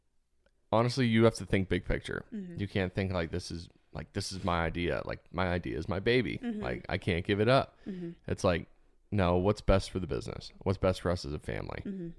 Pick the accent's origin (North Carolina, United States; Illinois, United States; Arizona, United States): Arizona, United States; Why would I go to Indiana? I'm from Arizona.